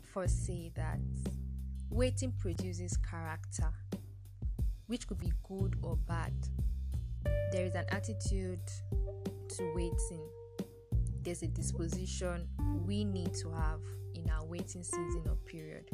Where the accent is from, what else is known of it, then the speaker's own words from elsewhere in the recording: Nigeria; as a Nigerian graduate waiting to serve